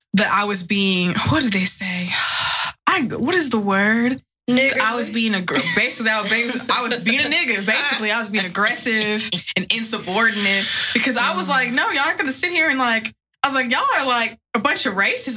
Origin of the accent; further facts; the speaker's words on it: West Texas, United States; I grew up in West Texas.